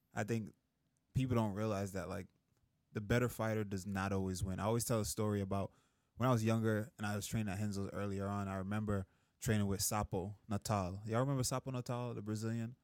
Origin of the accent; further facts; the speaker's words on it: Jamaica; moved away; I grew up in Jamaica